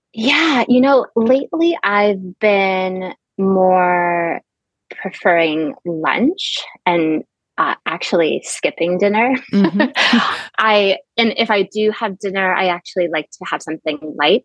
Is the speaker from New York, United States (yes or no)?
yes; suburb of Albany, New York, United States; also born or lived in Montreal, Quebec, Canada; now in Florida, United States; I then moved to the States when I was six years old to a suburb of Albany, New York. And so did all of my schooling in the Albany area